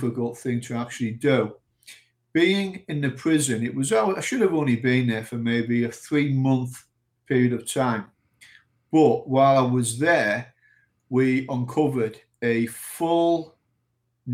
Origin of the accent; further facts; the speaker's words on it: United Kingdom; moved away as an adult; also born or lived in Saudi Arabia / Lebanon / Iraq; I was from the United Kingdom